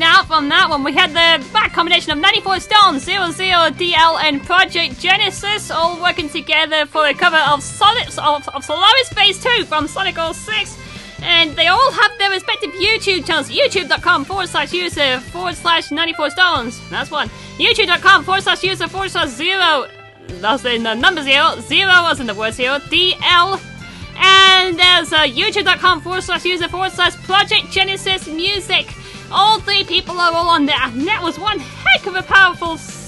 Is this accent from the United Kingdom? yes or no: yes; United Kingdom; we're British ourselves here at Radio Sega